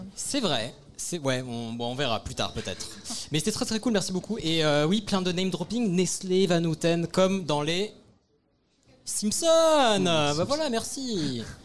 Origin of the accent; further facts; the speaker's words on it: Morocco; je suis marocain, je suis marocain